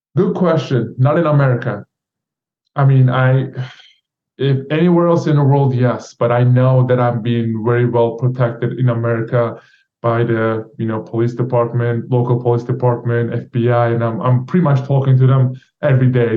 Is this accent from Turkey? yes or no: yes; Turkey; now in United States; Turkish government revoked my passport and put my name on Interpol list.